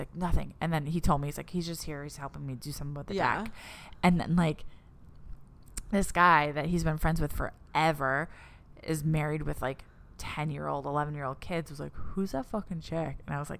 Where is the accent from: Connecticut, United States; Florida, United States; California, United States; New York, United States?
New York, United States